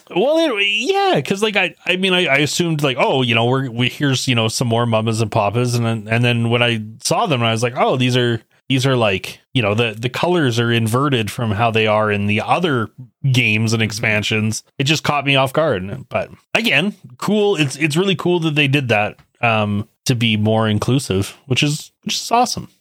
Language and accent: English; Canada; I was born and raised in Canada